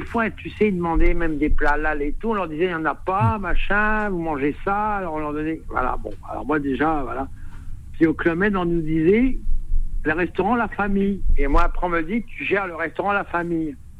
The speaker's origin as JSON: {"language": "French", "region": "northern France", "country": "France", "moved": "yes", "lives_now": "Drôme, France", "said": "je sais d'où je viens, du nord de la France, mhm. j'habite dans la Drôme"}